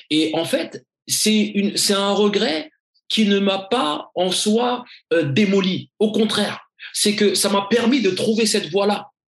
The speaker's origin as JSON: {"language": "French", "country": "Mali", "said": "Donc je me dis initialement, je vais commencer par mon pays d'origine. Mais Give a Dream a bien évidemment pour but, et on a commencé à faire des actions, bien évidemment, en dehors euh, de l'Afrique et du Mali."}